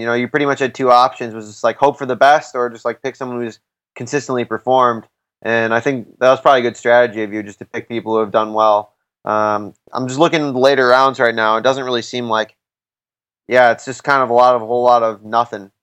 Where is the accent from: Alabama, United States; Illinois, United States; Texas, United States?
Illinois, United States; Chicago; I'm I'm actually from Chicago